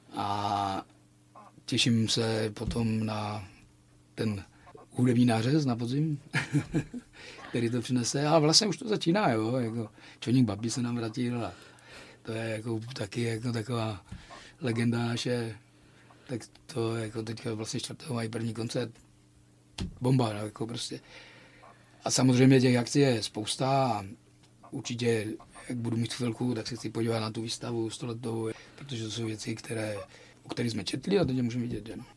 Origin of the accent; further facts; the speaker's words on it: Frýdek-Místek, Moravian-Silesian Region, Czechia; now in Ostrava, Czechia; já jsem vyrůstal ve Fritku Místku